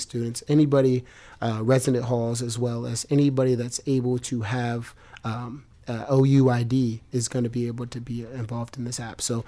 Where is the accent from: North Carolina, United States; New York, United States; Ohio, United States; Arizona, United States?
Ohio, United States; Columbus; I grew up in Columbus, Ohio